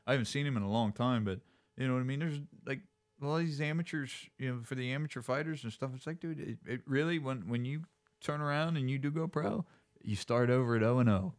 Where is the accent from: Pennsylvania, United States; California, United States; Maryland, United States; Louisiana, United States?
Pennsylvania, United States; Altoona; also born or lived in Pittsburgh; come out from Altoona